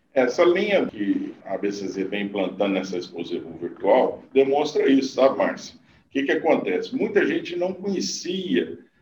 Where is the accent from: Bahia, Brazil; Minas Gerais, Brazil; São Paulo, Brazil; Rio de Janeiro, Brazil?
Minas Gerais, Brazil; Conquista; also born or lived in Uberaba / Mato Grosso; eu nasci em Uberaba, né? Fui criado em Conquista, que é a 50 quilômetros de Uberaba.